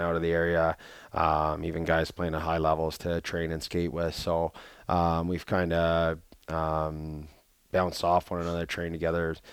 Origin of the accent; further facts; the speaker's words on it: Canada; moved away; being Canadian